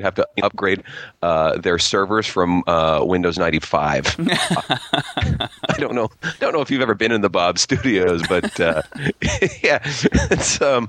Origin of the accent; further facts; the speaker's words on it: Toronto, Ontario, Canada; I'm a comedian from Toronto